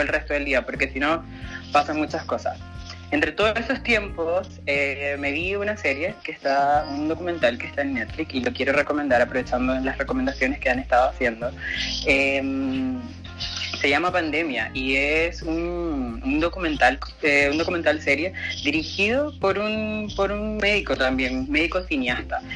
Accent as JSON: {"language": "Spanish", "country": "Venezuela", "moved": "yes", "said": "yo como venezolana"}